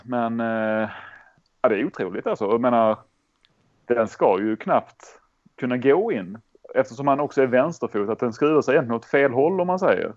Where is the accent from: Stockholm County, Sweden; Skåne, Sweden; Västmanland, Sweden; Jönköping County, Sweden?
Skåne, Sweden; accent: Scanian (skånska); Jag har redan en grötig skånska